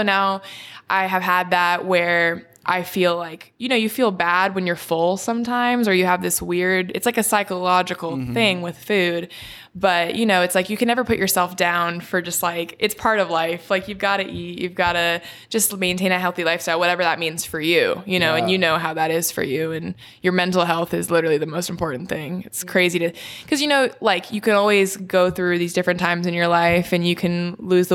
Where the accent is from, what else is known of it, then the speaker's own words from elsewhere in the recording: Orange, California, United States; I'm from Orange County, California.